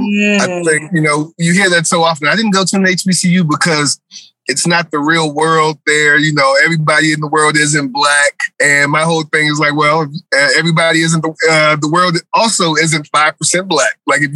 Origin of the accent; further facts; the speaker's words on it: Charlottesville, Virginia, United States; moved away as an adult; I grew up in Charlottesville. We had UVA.